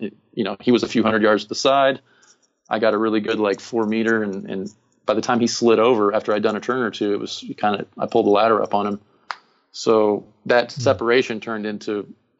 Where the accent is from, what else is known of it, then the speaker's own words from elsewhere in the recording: Phoenix, Arizona, United States; I'm from Phoenix.